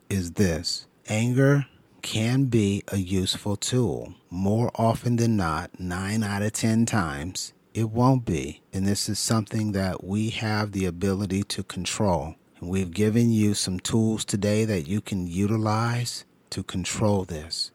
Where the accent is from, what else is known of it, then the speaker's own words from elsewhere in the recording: California, United States; Growing up in California